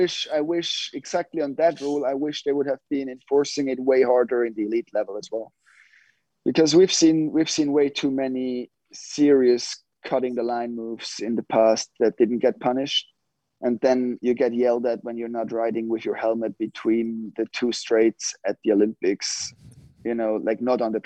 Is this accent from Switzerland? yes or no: yes; Switzerland; born or raised there